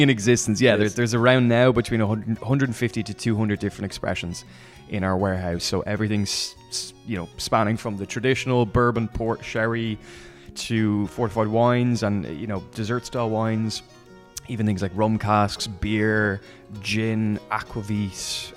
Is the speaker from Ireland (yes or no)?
yes; Dublin, Leinster, Ireland; I'm from Dublin